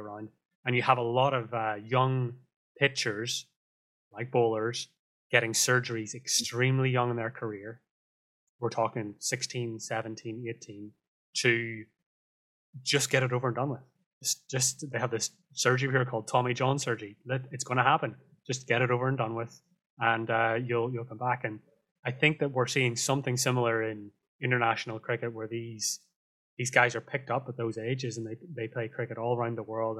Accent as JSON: {"language": "English", "region": "Northern Ireland", "country": "United Kingdom", "said": "Northern Ireland, where I'm from"}